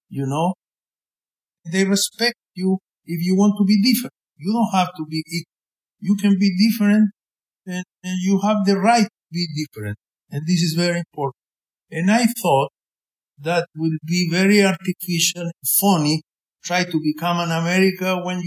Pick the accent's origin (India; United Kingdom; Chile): Chile; English is a second language; now in Houston, United States; I am from Chile. I tell to everybody, I don't care, and I speak Spanish, and I have an accent